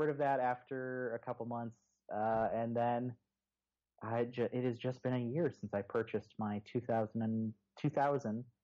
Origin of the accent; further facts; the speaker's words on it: Houston, Texas, United States; Well, okay, so I moved from Houston originally.